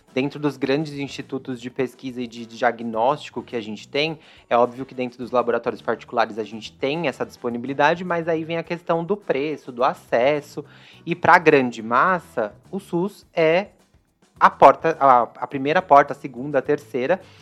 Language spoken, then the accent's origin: Portuguese; São Paulo, Brazil; Eu sou da Zona Leste aqui de São Paulo, sempre estudei em escola pública